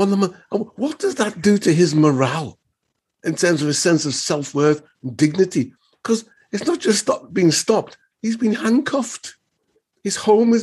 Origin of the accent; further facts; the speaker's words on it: Liverpool, North West England, United Kingdom; moved away; I'm from Liverpool